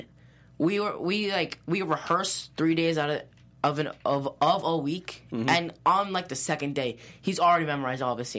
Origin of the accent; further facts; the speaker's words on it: Chicago, Illinois, United States; I'm from Chicago, too.